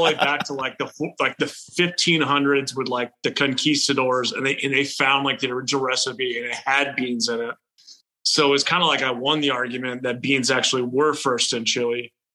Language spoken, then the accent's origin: English; Houston, Texas, United States; moved away as an adult; also born or lived in Nashville, Tennessee; I'm from Texas, born and raised